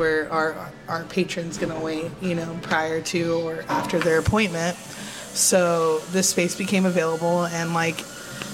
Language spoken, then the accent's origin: English; San Diego, California, United States; now in San Francisco, United States; I'm from San Diego, California